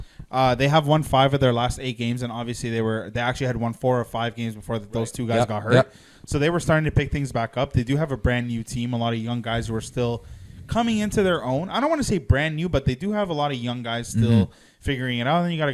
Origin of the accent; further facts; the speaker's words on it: Toronto, Ontario, Canada; We're from Toronto.